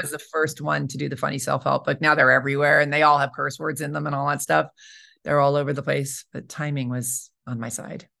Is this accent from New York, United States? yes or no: yes; New York, United States; moved away as an adult; also born or lived in Colorado / Albuquerque / Los Angeles; now in Santa Fe, United States; I'm from New York originally, and I went to college in Colorado